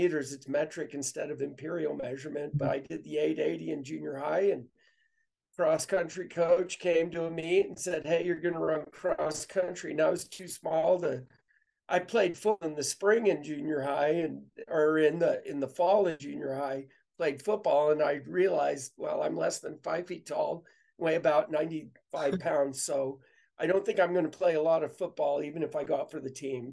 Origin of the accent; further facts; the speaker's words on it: Western Illinois, United States; And so I grew up in Western Illinois.